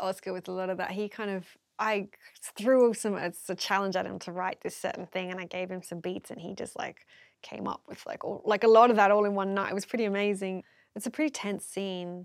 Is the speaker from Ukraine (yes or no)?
no; Melbourne, Victoria, Australia; I'm from Melbourne, like, in the inner city